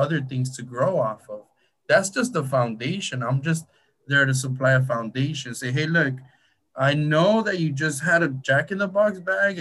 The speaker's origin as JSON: {"language": "English", "town": "Huntington Park", "region": "California", "country": "United States", "tie": "born or raised there", "said": "I'm close to East LA. I grew up in Huntington Park"}